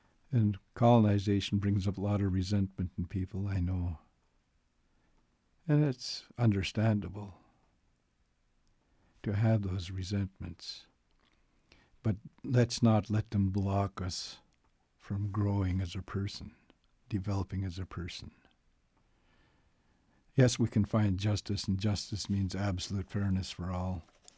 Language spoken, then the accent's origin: English; Canada; I'm going to make a statement of accountability here as a Canadian.